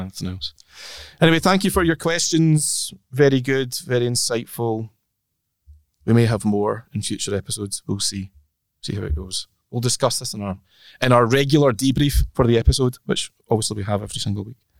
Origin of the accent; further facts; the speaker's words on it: Orkney, Scotland, United Kingdom; I'm from Orkney